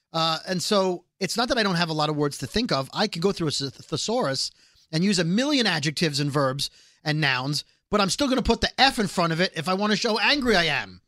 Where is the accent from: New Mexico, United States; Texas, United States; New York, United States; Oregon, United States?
New York, United States; New York City; Scary and I grew up in Brooklyn.